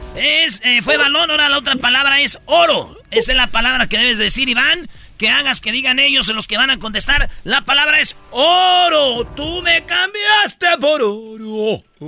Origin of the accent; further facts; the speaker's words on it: Jiquilpan, Michoacán, Mexico; now in Los Angeles, United States; cerquita de mi pueblo, Jiquilpan